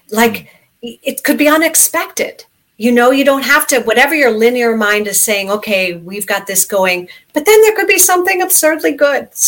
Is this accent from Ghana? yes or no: no; Stratford, Ontario, Canada; born there; Well, I actually was born in Stratford, Ontario, so mm-hmm. I'm a little bit Canadian like you, okay.